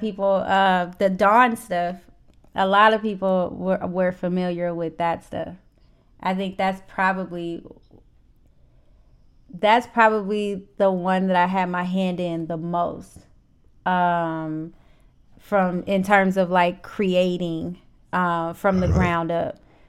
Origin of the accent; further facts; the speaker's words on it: St. Louis, Missouri, United States; And St. Louis really supports their local artists. And that's another thing I appreciate about my hometown. Like, I made it at home before I made it anywhere else.